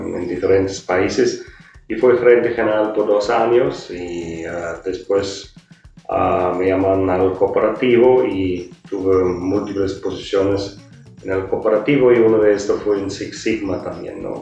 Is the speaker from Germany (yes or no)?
yes; Germany; moved away as an adult; now in Mexico; soy de origen alemán em, y tengo la hotelería ya un poco más que 35, 36 años. Eh, inicié en la, cocina, ahí me, donde me capacité en, Alemania